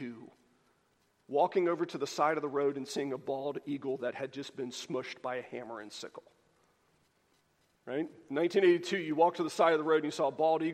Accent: the South, United States; This is the kind of Christianity that as a Southerner, I am so incredibly well-versed

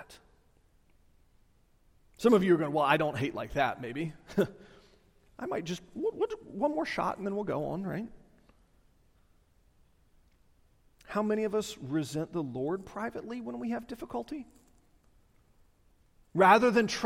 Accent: the South, United States; I'm a Southerner.

